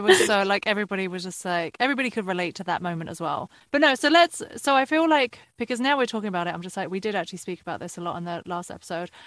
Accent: United Kingdom; now in United States; As a Brit in America

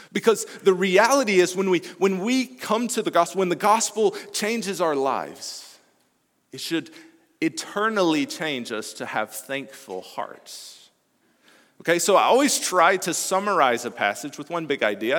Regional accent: Alabama, United States; moved away; I'm originally from Alabama

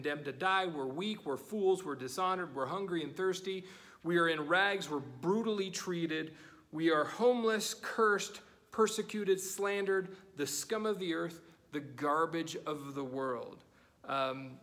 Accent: United States; as American Christians

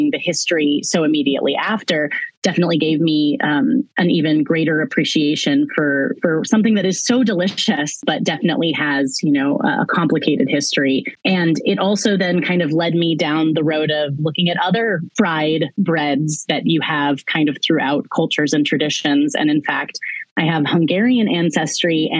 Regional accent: Lawrence, Kansas, United States; Haskell, which is an amazing university in my hometown of Lawrence

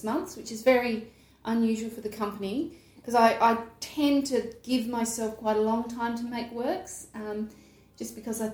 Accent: Adelaide, South Australia, Australia; I grew up in Adelaide

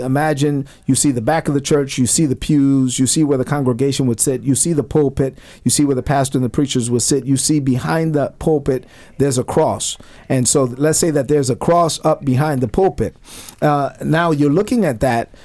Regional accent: New York City, New York, United States; growing up in Brooklyn, my, my mother came to this country in 1970.

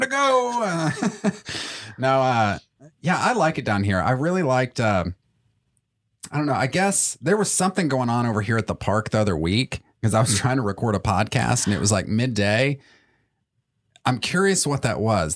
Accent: Chattanooga, Tennessee, United States; I grew up in Chattanooga

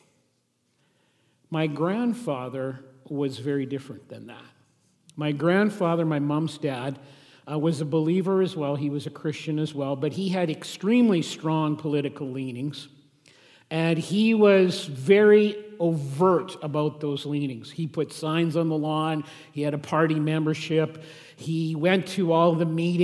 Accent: Saskatchewan, Canada; I grew up in Saskatchewan

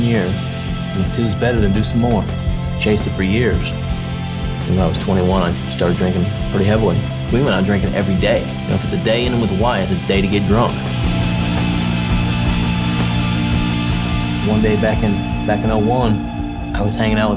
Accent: Kansas City, United States; I grew up here in the Kansas City area, one of the suburbs of Kansas City

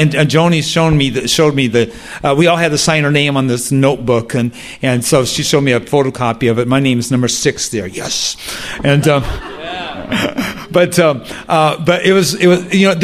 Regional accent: Chillicothe, Ohio, United States; I grew up in Chillicothe

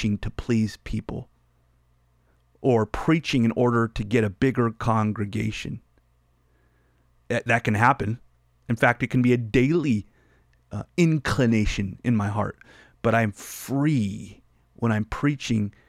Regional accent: United States

